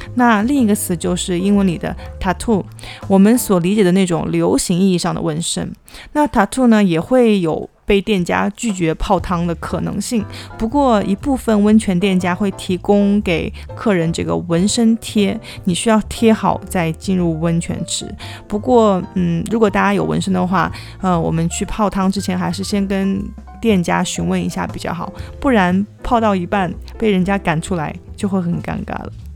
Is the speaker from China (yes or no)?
yes; southern China, China; now in Tokyo, Japan; 我作为一个南方人，没有经过东北的澡堂子